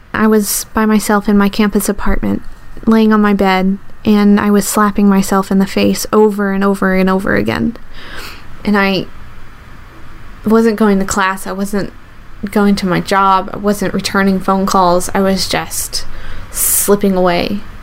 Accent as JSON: {"language": "English", "region": "the South", "country": "United States", "tie": "born or raised there", "said": "I grew up in the South"}